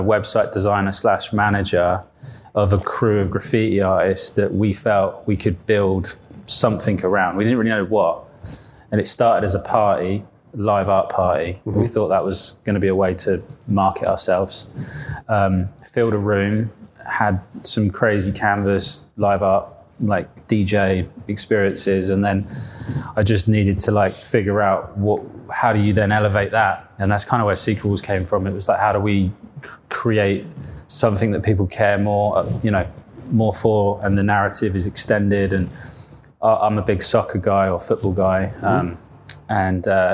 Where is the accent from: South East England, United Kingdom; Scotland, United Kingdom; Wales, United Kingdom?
South East England, United Kingdom; Isle of Wight; moved away as an adult; now in London, United Kingdom; I came from there, grew up there, no graffiti, no street art.